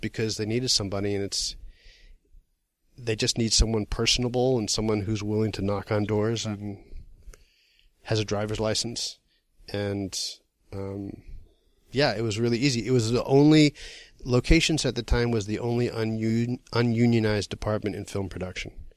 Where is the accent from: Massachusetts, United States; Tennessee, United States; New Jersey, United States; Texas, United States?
Massachusetts, United States; now in New York, United States; I'm from Massachusetts